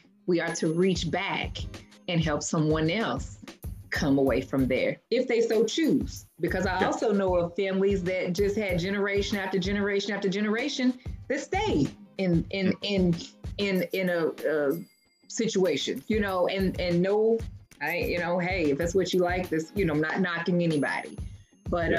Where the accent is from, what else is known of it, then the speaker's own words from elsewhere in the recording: Louisville, Kentucky, United States; moved away; I'm from Louisville, and very much obviously familiar with the West End.